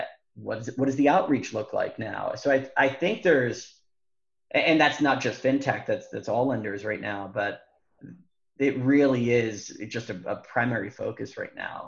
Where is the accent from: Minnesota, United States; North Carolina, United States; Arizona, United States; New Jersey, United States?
New Jersey, United States; moved away; also born or lived in Bay Area, California; We're originally from New Jersey